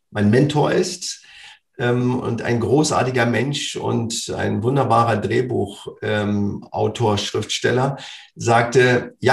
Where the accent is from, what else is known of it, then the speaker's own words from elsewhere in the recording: Berlin, Germany; Also für mich als äh, Berliner Junge, ich bin aufgewachsen in dem Fußballverein Meteor 06.